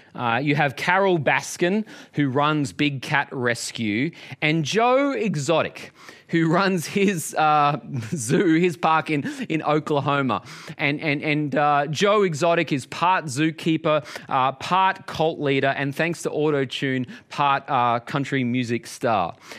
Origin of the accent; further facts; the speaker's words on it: Australia; growing up in Australia